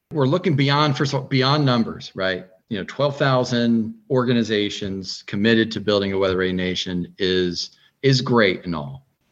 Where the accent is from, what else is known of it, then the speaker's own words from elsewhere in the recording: Northeast, United States; now in Fairfax, United States; growing up in the Northeast